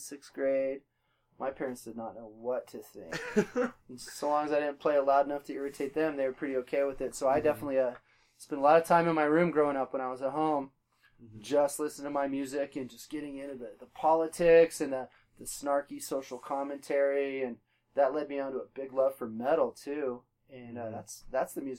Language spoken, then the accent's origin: English; Colorado Springs, Colorado, United States; I was actually born at the Air Force Academy Hospital in Colorado Springs. Born and raised in Colorado Springs